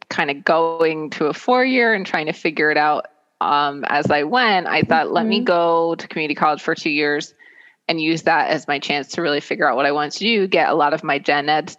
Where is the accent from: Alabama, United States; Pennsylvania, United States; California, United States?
Pennsylvania, United States; Lehigh Valley; moved away as an adult; I'm a Lehigh Valley native. Born and raised in the Lehigh Valley.